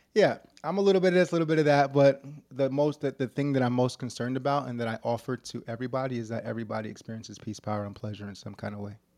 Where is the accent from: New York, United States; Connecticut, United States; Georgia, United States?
New York, United States; New York City; When I was, like, seven years old, I was growing up in New York City in the hood